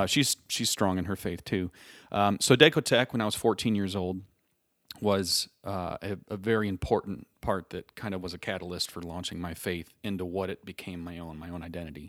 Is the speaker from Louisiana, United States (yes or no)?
no; Three Oaks, Michigan, United States; moved away as an adult; now in Indianapolis, United States; I was born and raised in Three Oaks, through Oaks, Michigan, about ten minutes off the lake